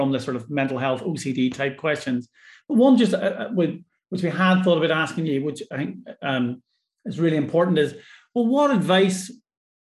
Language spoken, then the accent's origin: English; Ireland; now in Scotland, United Kingdom; I'm Irish